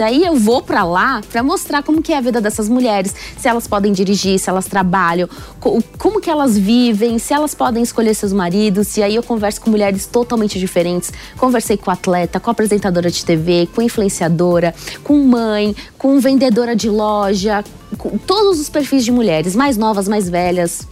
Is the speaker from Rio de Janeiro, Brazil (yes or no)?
no; São Paulo, Brazil; eu sou de São Paulo